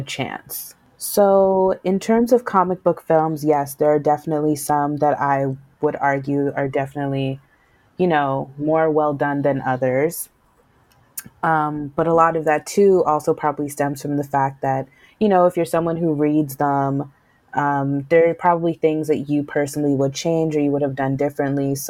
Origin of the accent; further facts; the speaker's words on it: Canada; we're Canadian